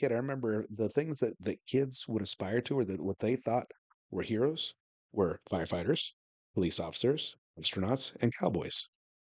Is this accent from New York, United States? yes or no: no; Washington, United States; now in Arizona, United States; I grew up in Washington State